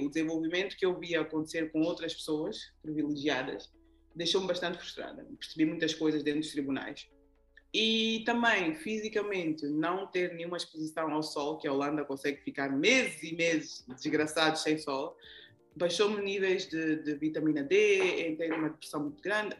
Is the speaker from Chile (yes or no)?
no; Angola; first language Portuguese; sou daqui da Angola